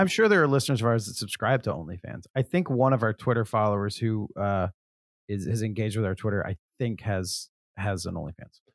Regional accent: the South, United States; I'm from the South

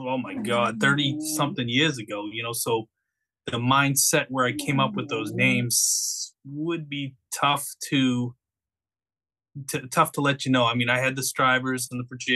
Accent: Boston, Massachusetts, United States; accent: Bostonian; you have to like diligently work at the losing the Bostonian

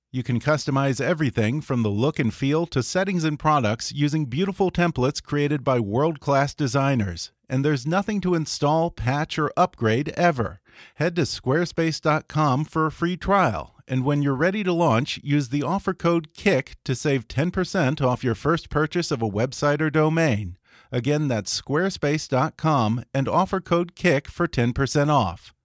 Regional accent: Texas, United States; I'm from Texas

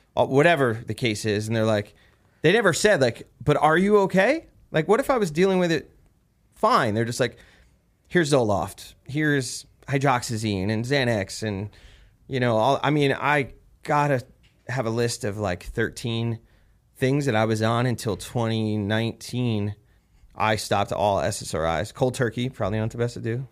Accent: New Jersey, United States; I'm from Jersey, where weird New Jersey's a big thing out there

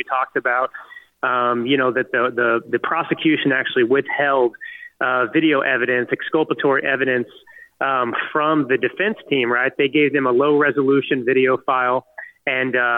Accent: United States; us freedom-loving Americans

